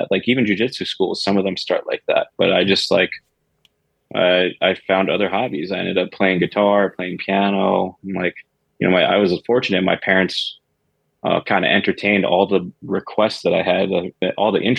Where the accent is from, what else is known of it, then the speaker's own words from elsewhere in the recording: Queens, New York, United States; So I grew up in Queens.